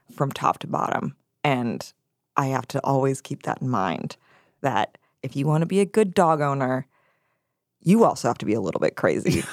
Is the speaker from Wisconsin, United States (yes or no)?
yes; Wisconsin, United States; my home state, Wisconsin